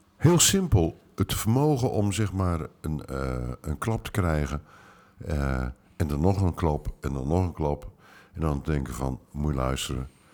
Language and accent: Dutch; Utrecht, Netherlands; ik ben in Utrecht opgegroeid